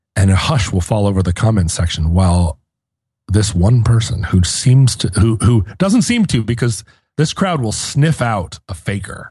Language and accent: English; United States; I'm an American